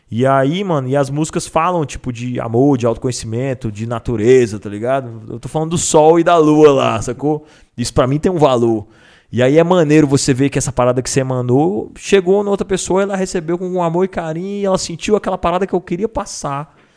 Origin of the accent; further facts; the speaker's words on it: Brasília, Federal District, Brazil; now in São Paulo, Brazil; Sou do DF